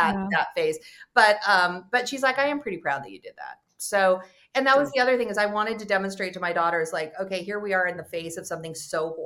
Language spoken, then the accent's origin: English; California, United States; moved away; also born or lived in New York; I'm from California